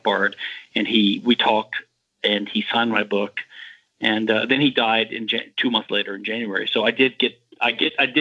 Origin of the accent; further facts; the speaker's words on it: Louisiana, United States; moved away as an adult; also born or lived in Houston, Texas / Philadelphia, Pennsylvania; I'm from Louisiana.